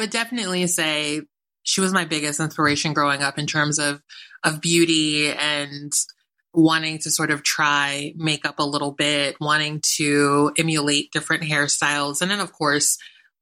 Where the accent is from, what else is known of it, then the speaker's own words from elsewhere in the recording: Philadelphia, Pennsylvania, United States; moved away as an adult; also born or lived in New York; I always say I'm a New Yorker because I just spent my adult life there, but I spent my entire childhood in Philly